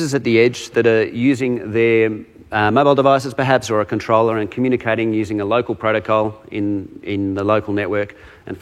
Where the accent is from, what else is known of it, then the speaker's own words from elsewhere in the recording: Australia; accent: Australian; I'm a solutions architect out of Australia, if you can't tell from my accent